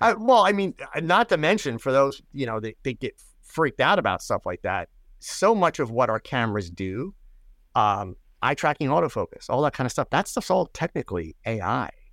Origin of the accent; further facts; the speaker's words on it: United States; I'm an American